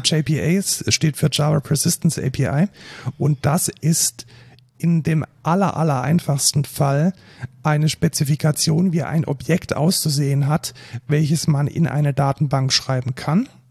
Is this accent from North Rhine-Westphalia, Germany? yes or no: no; near Neckarsulm, Baden-Württemberg, Germany; aus Neckarsulm, das ist fast schon in meiner Heimat